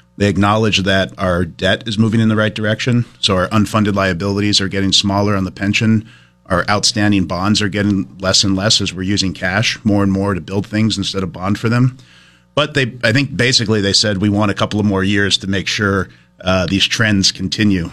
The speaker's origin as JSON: {"language": "English", "town": "Brattleboro", "region": "Vermont", "country": "United States", "tie": "born or raised there", "said": "growing up in Brattleboro"}